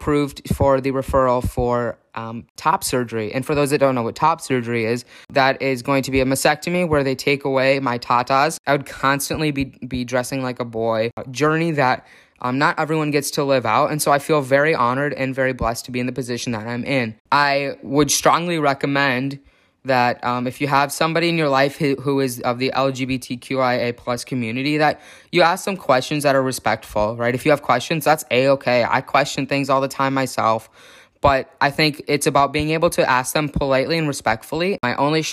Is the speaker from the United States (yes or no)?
yes; Chicago, Illinois, United States; moved away as an adult; also born or lived in Minnesota; now in Oregon, United States; I was born in the city of Chicago, but I grew up in the northern suburbs